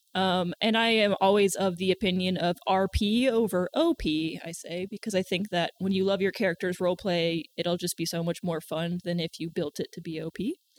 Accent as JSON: {"language": "English", "region": "the South", "country": "United States", "accent": "country", "said": "I'm from the South"}